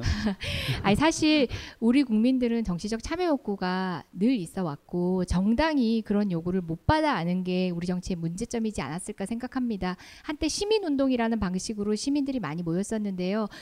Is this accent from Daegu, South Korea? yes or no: yes; Daegu, South Korea; moved away; 사실 저는 고향이 대구입니다. 대구에서 대학교까지 나왔고